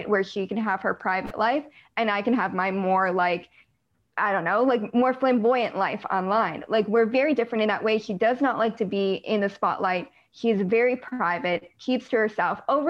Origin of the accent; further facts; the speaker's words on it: United States; I'm American